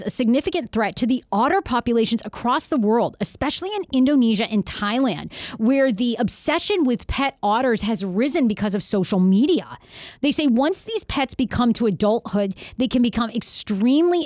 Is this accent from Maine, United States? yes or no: yes; Maine, United States; when I grew up in Maine, we used to go to the bear dumps